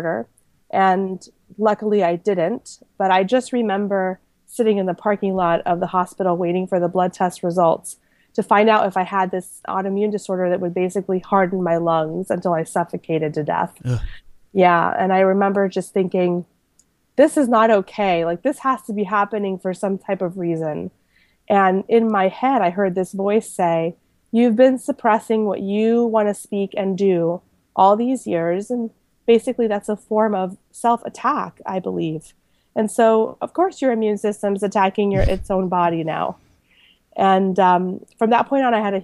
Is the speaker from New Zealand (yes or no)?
no; Panama; moved away; I was born in Panama to an American mom and a Panamanian dad